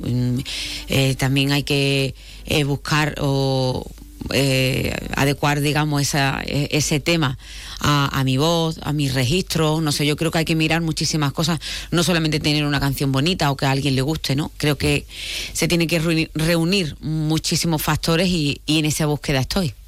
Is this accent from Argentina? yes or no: no; Málaga, Andalusia, Spain; soy de Málaga. Vengo de Málaga